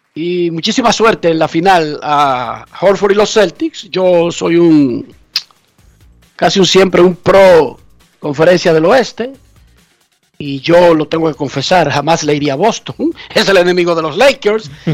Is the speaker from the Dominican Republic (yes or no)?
yes; Dominican Republic